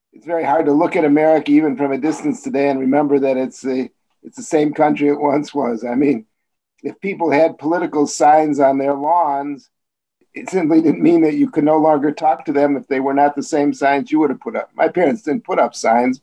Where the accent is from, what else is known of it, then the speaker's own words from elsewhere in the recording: Chicago, Illinois, United States; accent: Chicago; I was born in Chicago in a hospital which no longer exists